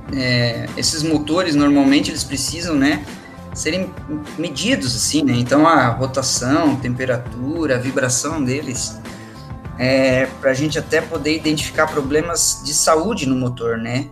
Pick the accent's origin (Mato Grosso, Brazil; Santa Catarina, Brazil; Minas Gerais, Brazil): Santa Catarina, Brazil; Joinville; also born or lived in Curitiba, Brazil; eu sou de Joinville